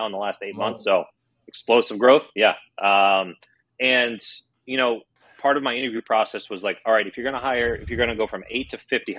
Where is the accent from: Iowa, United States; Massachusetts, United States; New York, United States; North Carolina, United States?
Massachusetts, United States; Boston; I'm from Boston